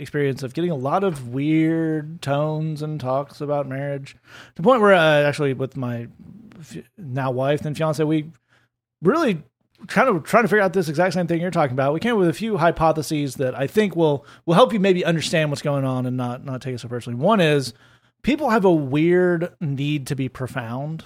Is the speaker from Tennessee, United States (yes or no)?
yes; Tennessee, United States; I played uh, high school football because I'm from Tennessee